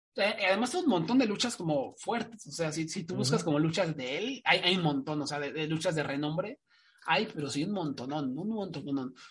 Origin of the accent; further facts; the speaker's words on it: Mexico; como mexicano